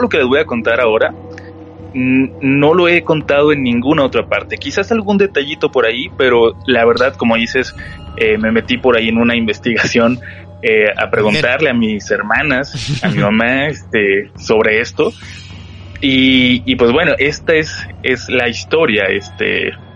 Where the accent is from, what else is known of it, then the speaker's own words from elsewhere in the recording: Tijuana, Baja California, Mexico; now in Mexico City, Mexico; Yo soy de Tijuana, pero ya tengo un rato viviendo aquí en la capital